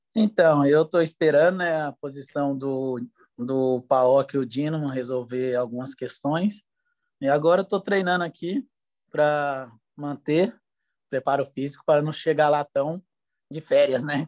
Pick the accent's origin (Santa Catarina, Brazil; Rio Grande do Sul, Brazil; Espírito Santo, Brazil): Espírito Santo, Brazil; moved away as an adult; also born or lived in Dubai, United Arab Emirates / Ukraine; eu jogava no Linhares, é, do Espírito Santo, da minha terra natal